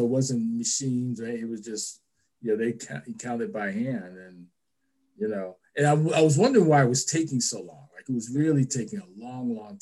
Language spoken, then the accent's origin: English; New York City, New York, United States; moved away as an adult; now in Washington, D.C. area, United States; I was born and raised in New York City.